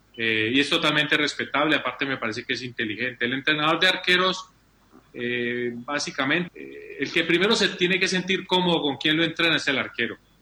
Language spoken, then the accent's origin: Spanish; Colombia; como colombiano